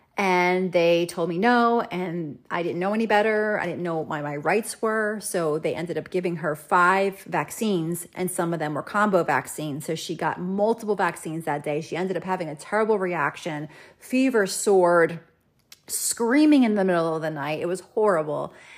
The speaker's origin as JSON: {"language": "English", "region": "New Jersey", "country": "United States", "tie": "born or raised there", "said": "we PCS'd back to the United States and we went back to my home state of New Jersey."}